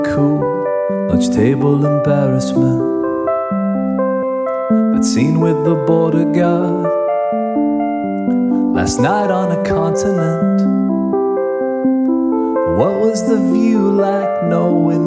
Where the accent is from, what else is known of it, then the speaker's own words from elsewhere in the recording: Nashville, Tennessee, United States; moved away as an adult; also born or lived in Boston / Wyoming / Rhode Island; growing up in Nashville